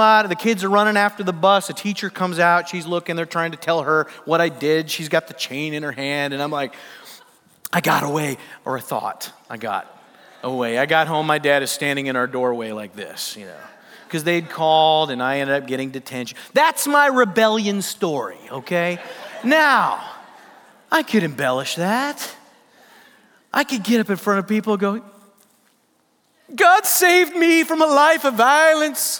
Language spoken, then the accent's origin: English; Sioux Falls, South Dakota, United States; I grew up in Sioux Falls, South Dakota.